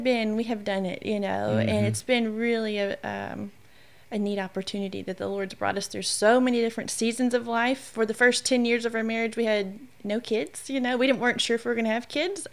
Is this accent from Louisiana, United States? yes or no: yes; Shreveport, Louisiana, United States; born and raised in Shreveport my whole entire life.